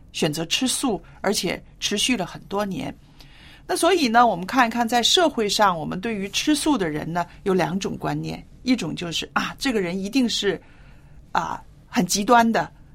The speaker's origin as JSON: {"language": "Chinese", "region": "northern China", "country": "China", "tie": "born or raised there", "moved": "yes", "said": "我记得我小时候住在中国北方的时候"}